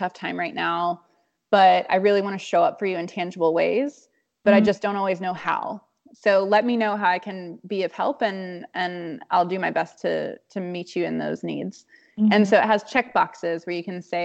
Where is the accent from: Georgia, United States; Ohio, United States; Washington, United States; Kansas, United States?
Georgia, United States; Atlanta; I grew up in Atlanta, Georgia, and it's like, you know, conservative Bible Belt South